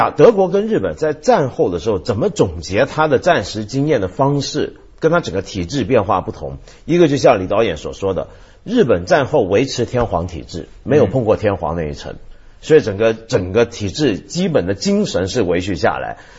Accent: China; 我觉得我们中国人在谈日本军国主义的时候，常常忘记了军国主义的另一面是什么？

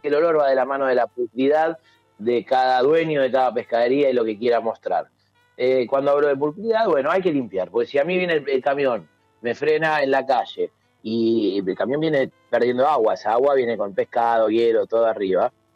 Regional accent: Argentina; somos argentinos

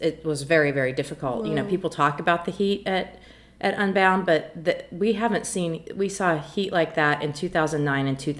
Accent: Emporia, Kansas, United States; my hometown of Emporia, Kansas

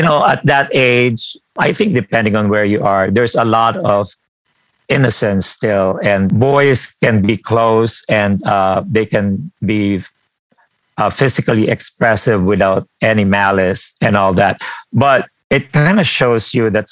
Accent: Philippines; moved away; I grew up in the Philippines

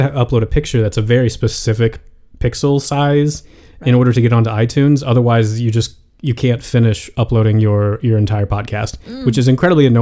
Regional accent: United States; as an American

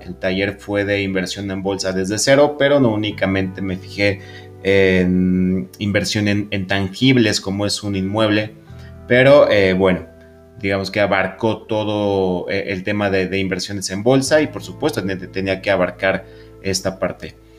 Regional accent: Mexico City, Mexico; los que somos de la Ciudad de México

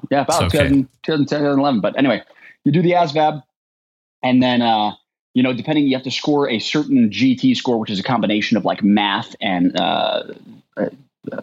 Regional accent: Mesa, Arizona, United States; I grew up in Mesa, Arizona, which is where they make the Apache helicopter.

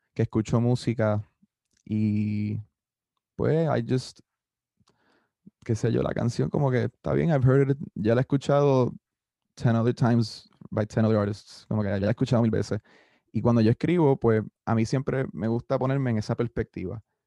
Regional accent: Carolina, Puerto Rico; also born or lived in San Juan, Puerto Rico; now in Mayagüez, Puerto Rico; me crié en Carolina hasta San Juan toda mi, mi juventud

